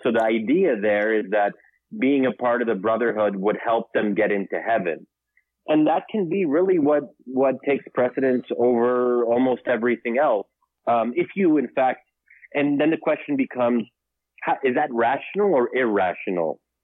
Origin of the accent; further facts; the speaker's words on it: United States; I'm born and raised here, but originally Egyptian